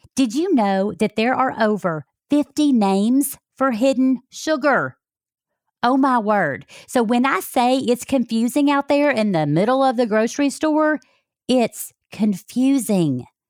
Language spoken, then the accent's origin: English; Alabama, United States; moved away; I came from Alabama